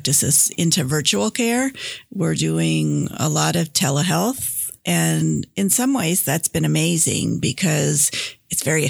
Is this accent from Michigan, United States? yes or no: yes; Grand Rapids, Michigan, United States; moved away as an adult; also born or lived in India; now in Oklahoma City, United States; I grew up in Michigan, in Grand Rapids, Michigan. And actually, I was born in India, but my parents moved when I was 6 weeks old